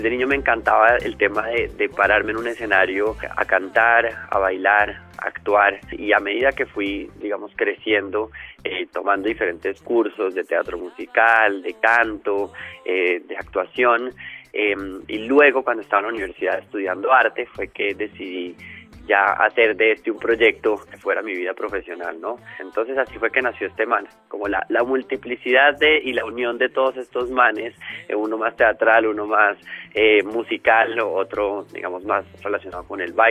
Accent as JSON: {"language": "Spanish", "country": "Colombia", "said": "como ser humano que vive en este mundo, como colombiano, ¿no?"}